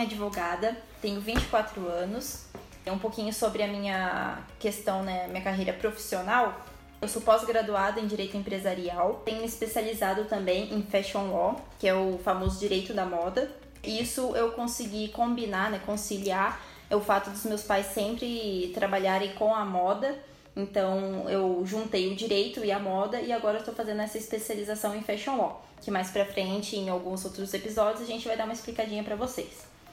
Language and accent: Portuguese; Ouro Fino, Minas Gerais, Brazil; now in Pouso Alegre, Brazil; Eu sou de Ouro Fino